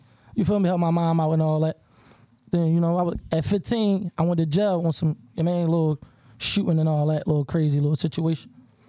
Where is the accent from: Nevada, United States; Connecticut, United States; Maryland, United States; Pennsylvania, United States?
Pennsylvania, United States; Philadelphia; I'm from North Philadelphia, you know. I was raised in, you know, housing projects.